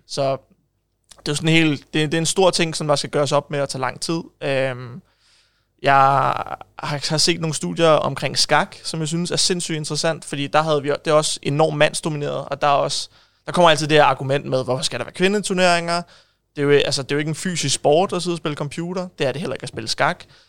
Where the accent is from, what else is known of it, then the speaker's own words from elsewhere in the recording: Ishøj, Capital Region of Denmark, Denmark; jeg er født og opvokset i Ishøj